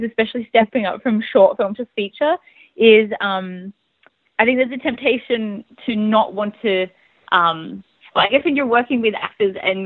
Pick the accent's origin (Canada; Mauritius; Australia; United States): Australia; I'm an Australian filmmaker